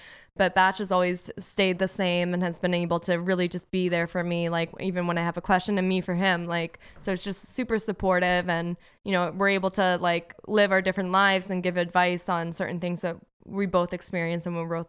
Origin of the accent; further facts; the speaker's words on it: West Palm Beach, Florida, United States; now in Los Angeles, United States; He's, you know, we're both from West Palm Beach. We both went to Florida State. We both moved to LA for acting, and we both have the same birthday.